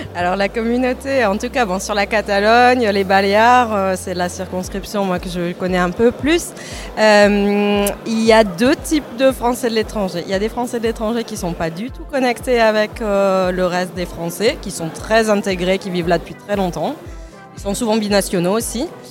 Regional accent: Toulouse, Occitania, France; moved away as an adult; now in Barcelona, Spain; je suis originaire de Toulouse

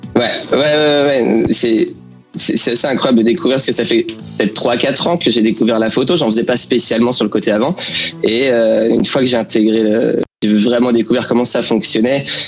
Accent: France; now in London, United Kingdom; les Français qui se sont implantés ici

